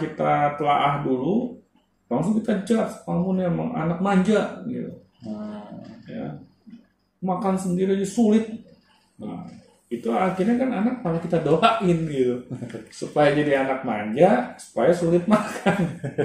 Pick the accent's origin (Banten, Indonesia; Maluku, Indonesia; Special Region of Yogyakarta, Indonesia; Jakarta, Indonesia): Jakarta, Indonesia; dulu saya sekolah di daerah Blok M